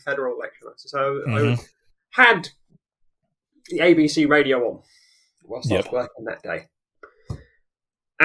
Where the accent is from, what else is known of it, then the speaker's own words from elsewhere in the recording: England, United Kingdom; moved away; I'll be some pommy cow